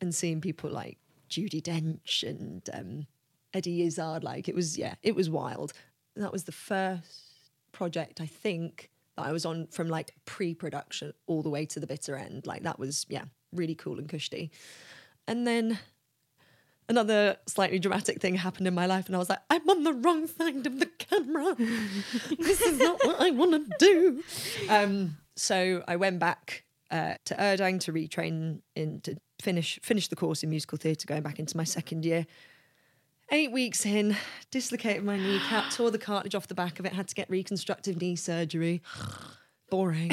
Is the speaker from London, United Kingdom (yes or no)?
yes; London, United Kingdom; I'm from London